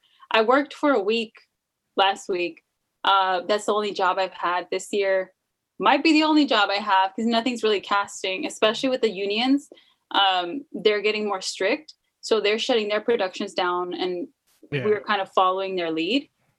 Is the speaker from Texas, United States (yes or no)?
no; Idaho, United States; I'm not like everyone else. I'm from Idaho and like, I don't like horses.